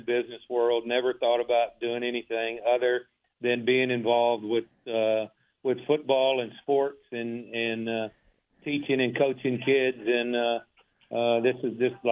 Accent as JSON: {"language": "English", "town": "Waco", "region": "Texas", "country": "United States", "tie": "born or raised there", "said": "I grew up in South Waco, went to Alta Vista Elementary"}